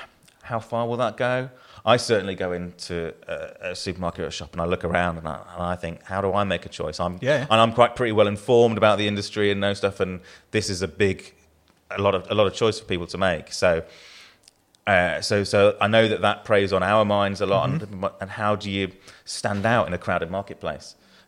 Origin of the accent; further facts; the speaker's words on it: England, United Kingdom; now in Yorkshire and the Humber; you've probably guessed from my accent, I'm not a born and bred Yorkshireman. I've been here longer than I've not been here, long enough to not be considered Southern by anyone I know from the South